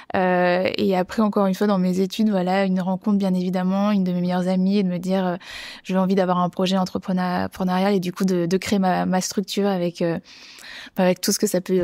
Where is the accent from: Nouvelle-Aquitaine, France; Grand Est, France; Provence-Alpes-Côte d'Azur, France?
Nouvelle-Aquitaine, France; Bordeaux; j'ai grandi à Bordeaux